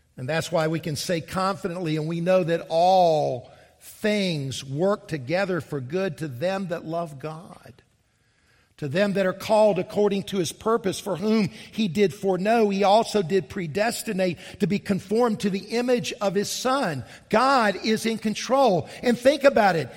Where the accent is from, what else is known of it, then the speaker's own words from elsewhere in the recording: Columbia, South Carolina, United States; also born or lived in Charleston, South Carolina; I grew up here in South Carolina, and the, I grew up in Columbia.